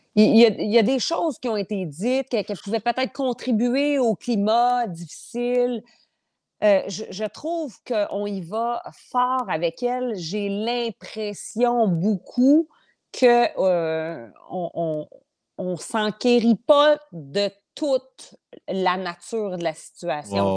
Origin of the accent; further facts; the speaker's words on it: eastern Portneuf, Quebec, Canada; Moi, je viens de l'ouest, euh, mm. je viens de l'est de Portneuf.